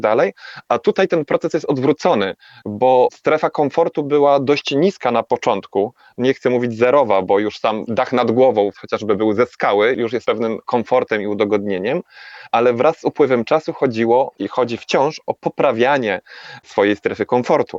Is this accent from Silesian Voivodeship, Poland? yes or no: yes; Tychy, Silesian Voivodeship, Poland; moved away as an adult; now in Tenerife, Spain; urodziłem się w Tychach i większość mojego życia spędziłem na osiedlu